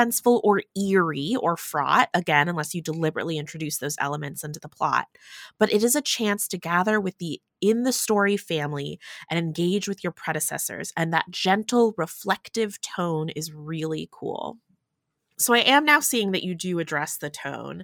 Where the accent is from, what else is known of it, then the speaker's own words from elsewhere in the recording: United States; I'm Chinese American. very much have the diaspora experience